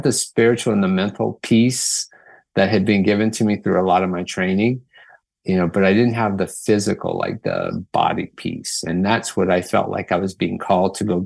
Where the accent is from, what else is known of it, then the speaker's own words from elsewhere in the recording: Louisiana, United States; moved away as an adult; now in Seattle, United States; I'm from Louisiana originally. I've been in Seattle area for the last 16 years